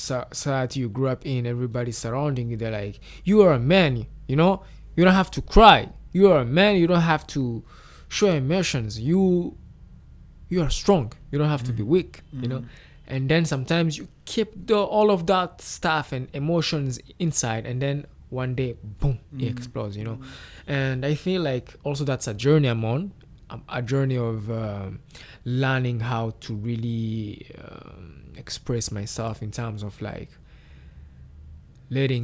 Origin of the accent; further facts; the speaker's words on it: Kigali, Rwanda; me growing up in Nyamirambo in Rwanda